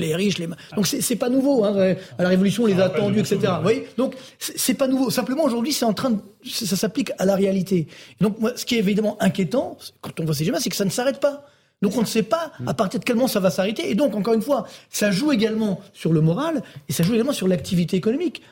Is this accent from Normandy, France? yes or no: no; Orly, Île-de-France, France; je viens de citer HLM d'Orly